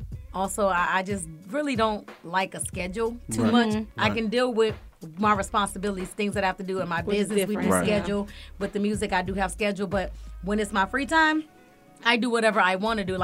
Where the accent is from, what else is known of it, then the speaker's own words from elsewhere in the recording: Florida, United States; now in Atlanta, United States; I'm from Florida. Every time I go home to Florida